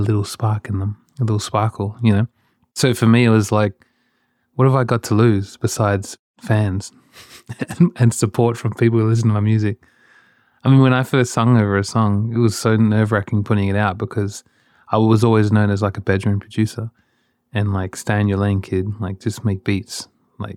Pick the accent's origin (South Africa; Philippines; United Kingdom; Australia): Australia; when I was a kid, growing up in Australia